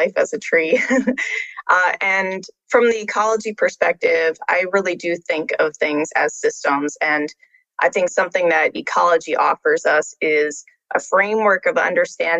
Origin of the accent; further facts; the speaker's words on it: Washington, District of Columbia, United States; moved away; also born or lived in Tacoma; I grew up in the Washington, D.C. area